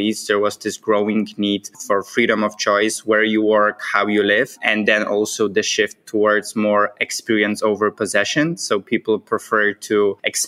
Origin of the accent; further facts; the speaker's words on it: Poland; moved away as an adult; also born or lived in United States / Vietnam; together with my wife, we are originally from Poland.